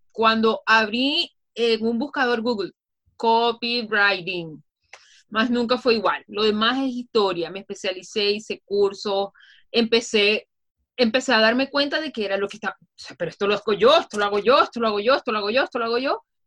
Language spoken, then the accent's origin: Spanish; Venezuela; soy venezolana, orgullosamente venezolana